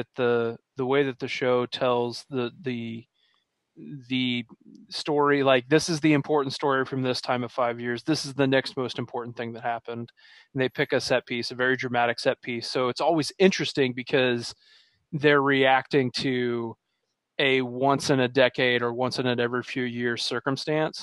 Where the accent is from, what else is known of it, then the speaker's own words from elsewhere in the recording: United States; we grew up in the United States